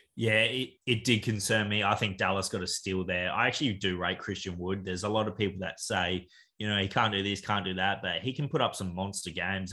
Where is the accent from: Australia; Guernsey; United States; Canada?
Australia; we're from Australia